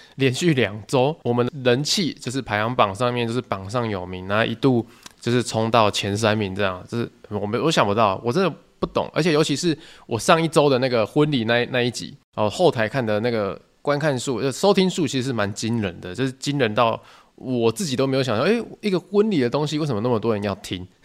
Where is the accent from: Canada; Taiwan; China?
Taiwan; Tainan; 我是台南人嘛，所以那种国小远足就是跑三六九